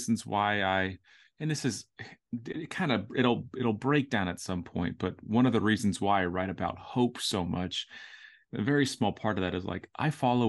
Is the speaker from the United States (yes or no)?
yes; Orlando, Florida, United States; now in Nashville, United States; Orlando. Yeah, so I grew up in Orlando.